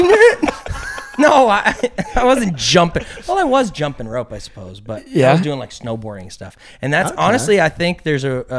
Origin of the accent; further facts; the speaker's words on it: Waterloo, Ontario, Canada; also born or lived in Toronto; we had a show in Waterloo, which was amazing. That was my hometown show.